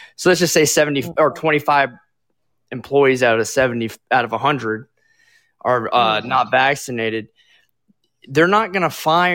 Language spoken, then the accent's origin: English; Florida, United States; moved away; I'm originally from Florida.